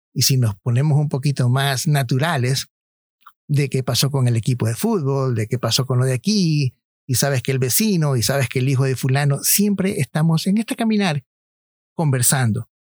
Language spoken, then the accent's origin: Spanish; Ecuador; moved away